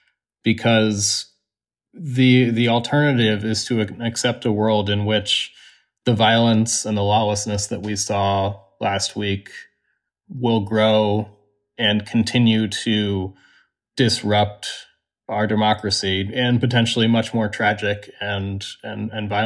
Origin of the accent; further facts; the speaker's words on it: Washington, District of Columbia, United States; I grew up 7 blocks from the U.S. Capitol. It's my home